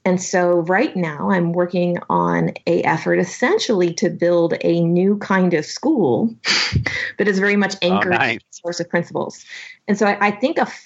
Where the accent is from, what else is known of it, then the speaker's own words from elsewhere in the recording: suburban Portland area, Salem, Bend, Oregon, United States; now in Austin, United States; So I live in Austin, Texas now, but I grew up in Oregon, suburban Portland area, Salem, Bend.